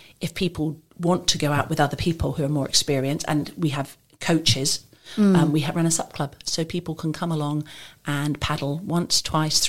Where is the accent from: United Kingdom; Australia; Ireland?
United Kingdom; England; moved away as an adult; now in Maidenhead, United Kingdom; I'm originally from England, but I've lived in different countries